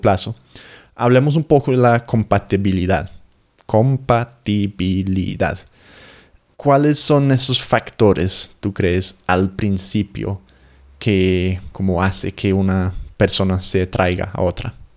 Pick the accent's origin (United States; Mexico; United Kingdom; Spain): United Kingdom; England; Spanish is a second language